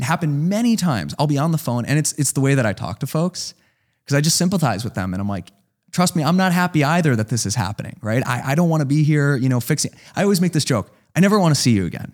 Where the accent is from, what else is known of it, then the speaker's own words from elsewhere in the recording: Chicago, Illinois, United States; moved away as an adult; now in San Francisco, United States; I'm from Chicago